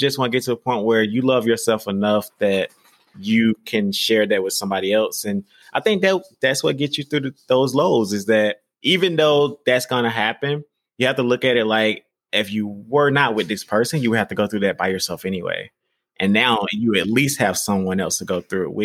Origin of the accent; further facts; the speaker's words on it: the South, United States; I'm from the South